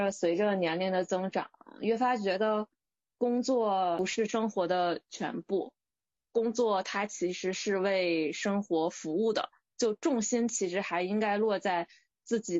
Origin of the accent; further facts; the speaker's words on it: northern China, China; 我们当时同宿舍里只有我是一个北方人，然后其他三个人都是广州本地人。